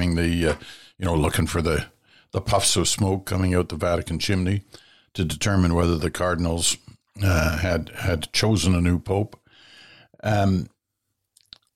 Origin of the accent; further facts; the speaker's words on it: Ottawa, Ontario, Canada; growing up in Ottawa